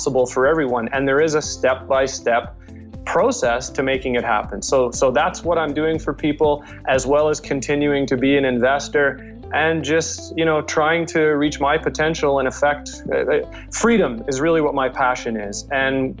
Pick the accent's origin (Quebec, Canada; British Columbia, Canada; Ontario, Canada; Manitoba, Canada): Manitoba, Canada; Winnipeg; moved away as an adult; also born or lived in Calgary, Alberta; I'm originally from Winnipeg